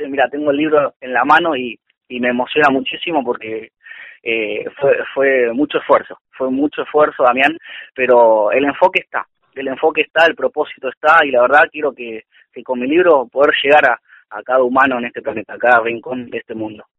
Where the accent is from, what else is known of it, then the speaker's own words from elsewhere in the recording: José C. Paz, Buenos Aires Province, Argentina; also born or lived in San Martín, Buenos Aires Province / Bellavista, Buenos Aires Province; Yo nací en San Martín, me crié en José C. Paz, provincia de Buenos Aires.